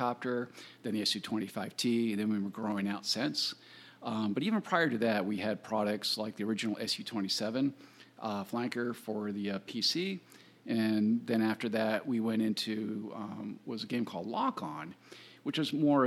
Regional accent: Virginia, United States; I grew up in Virginia.

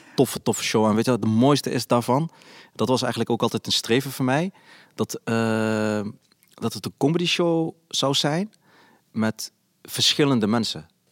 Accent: Nijmegen, Gelderland, Netherlands; ik ben opgegroeid in Nijmegen, in een Volkswijk, in de Basoost

